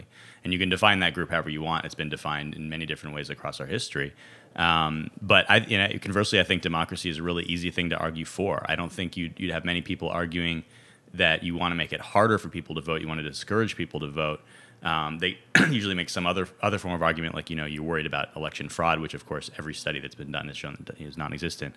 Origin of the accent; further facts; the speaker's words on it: California, United States; moved away as an adult; also born or lived in Ohio / Brooklyn, New York; I'm originally from California, went to school in Ohio, and, uh, undergrad in Ohio, and then I lived in Brooklyn for for ten years